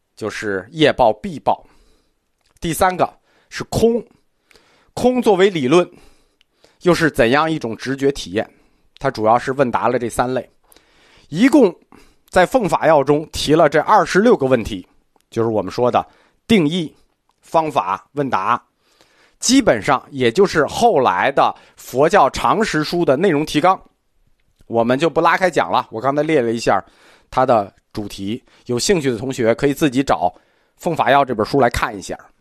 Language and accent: Chinese; China; 我们中国人传统的世界观